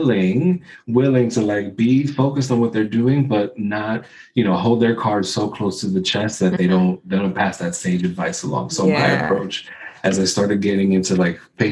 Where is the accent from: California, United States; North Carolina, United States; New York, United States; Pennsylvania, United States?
New York, United States; New York City; I grew up in the Bronx